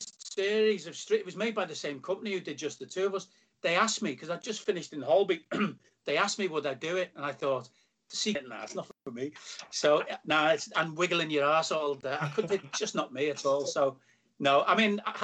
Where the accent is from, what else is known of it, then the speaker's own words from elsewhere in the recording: Liverpool, North West England, United Kingdom; moved away; It was brilliant to come back to Liverpool. And finish in my hometown